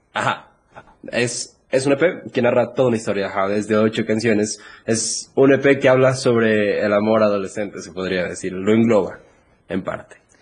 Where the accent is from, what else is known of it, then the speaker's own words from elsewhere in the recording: Ecuador; aquí en mi país